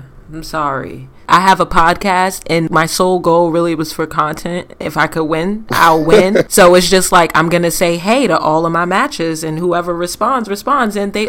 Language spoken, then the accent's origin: English; New York, United States; now in Los Angeles, United States; I'm from New York, Bobby.